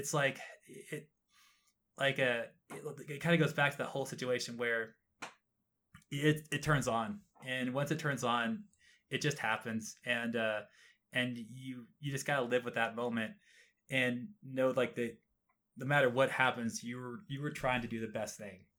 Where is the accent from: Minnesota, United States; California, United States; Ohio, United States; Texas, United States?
Texas, United States; moved away; I was born and raised in Texas